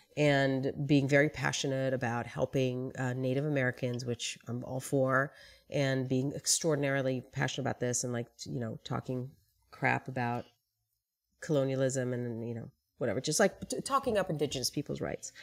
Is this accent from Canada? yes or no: no; Tel Aviv, Tel Aviv District, Israel; moved away as an adult; now in United States; I grew up in Israel, in Tel Aviv